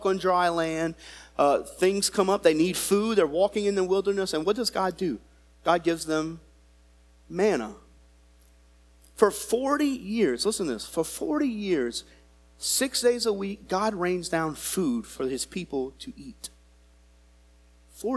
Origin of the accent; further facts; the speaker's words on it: United States; as an American